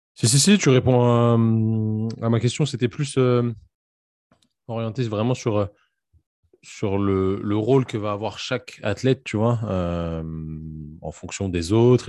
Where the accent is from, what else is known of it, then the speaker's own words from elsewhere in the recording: France; on est français